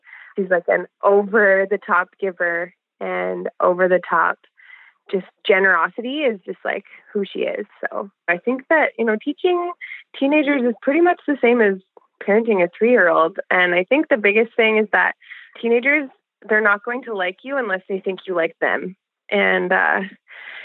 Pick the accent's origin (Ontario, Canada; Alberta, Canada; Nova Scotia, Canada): Alberta, Canada; I'm from Alberta, Canada